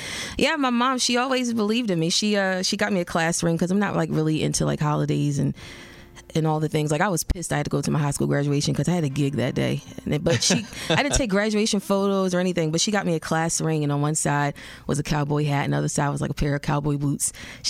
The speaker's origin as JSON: {"language": "English", "town": "Baltimore", "region": "Maryland", "country": "United States", "tie": "born or raised there", "lives_now": "Nashville, United States", "said": "Baltimore, Maryland."}